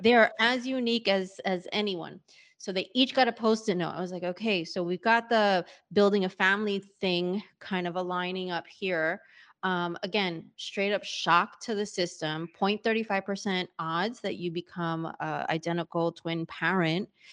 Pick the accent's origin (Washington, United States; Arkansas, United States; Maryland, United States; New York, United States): New York, United States; moved away; also born or lived in Hanover, New Hampshire / Sydney, Australia; being a born and bred New Yorker, and my parents as well, it's not like I'm from really anywhere else